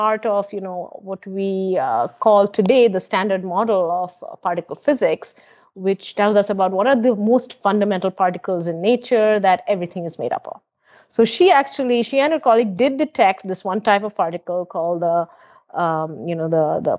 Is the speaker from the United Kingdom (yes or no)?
no; West Bengal, India; as a student growing up in West Bengal